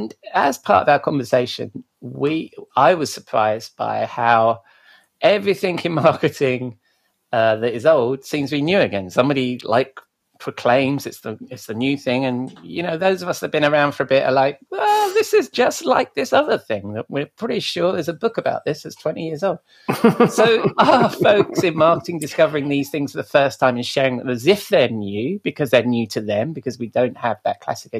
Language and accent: English; England, United Kingdom; being English